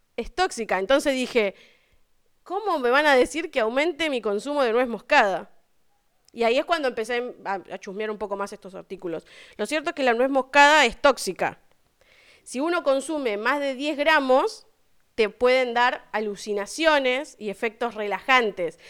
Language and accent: Spanish; Argentina; yo no encontré muchas cosas argentinas, porque nosotros somos una mezcla de cosas de todos lados